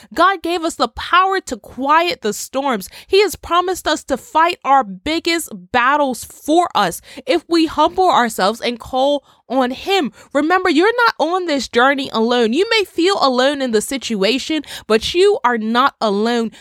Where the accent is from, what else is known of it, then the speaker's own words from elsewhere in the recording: Bermuda; I come from Bermuda. Bermuda is an island in the Atlantic, and I can't tell you the amount of times within my twenty-six years that my family and I had to prepare for a storm or a hurricane